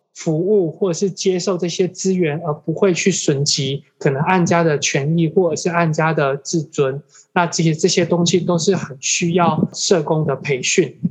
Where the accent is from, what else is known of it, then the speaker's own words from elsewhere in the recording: Taichung, Taiwan; moved away; also born or lived in Jianshi, Hsinchu County; 可能因为我在台中长大